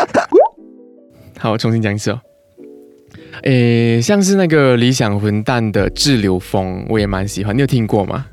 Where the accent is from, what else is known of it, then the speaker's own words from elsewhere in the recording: Malaysia; accent: Malaysian; now in Taiwan; 那我来自马来西亚。